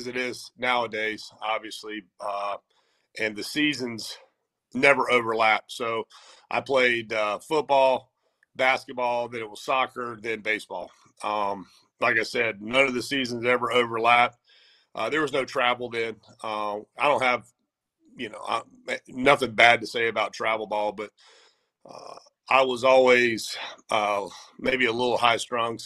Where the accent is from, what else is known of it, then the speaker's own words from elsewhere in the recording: Wilmington, North Carolina, United States; also born or lived in Durham, North Carolina / Charlotte, North Carolina; I'm homegrown here in Wilmington, North Carolina